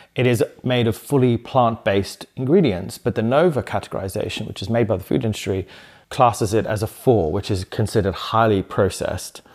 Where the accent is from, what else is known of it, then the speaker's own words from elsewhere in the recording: Zimbabwe; moved away; also born or lived in South London; when I grew up in Zimbabwe on the farm